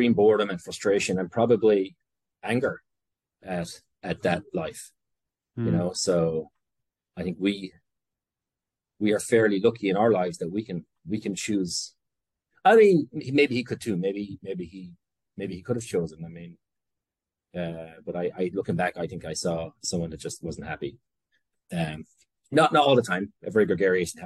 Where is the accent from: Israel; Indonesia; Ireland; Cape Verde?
Ireland; Tipperary, Munster; born or raised there; moved away as an adult; also born or lived in Brooklyn, New York; now in New York, United States